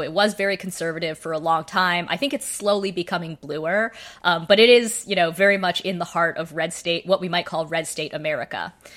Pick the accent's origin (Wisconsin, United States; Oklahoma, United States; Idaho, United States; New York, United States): Idaho, United States; Boise; I grew up in Boise, Idaho.